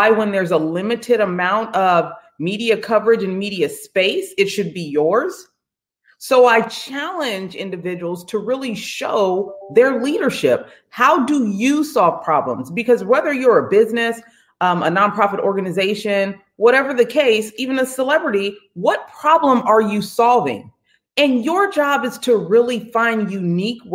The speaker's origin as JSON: {"language": "English", "town": "San Jose", "region": "California", "country": "United States", "also_born_or_lived": "Contra Costa, California / Grambling, Louisiana", "moved": "as an adult", "lives_now": "Redondo Beach, United States", "said": "I'm from the Bay Area. So I'm from San Jose, California, lived in Contra Costa, California."}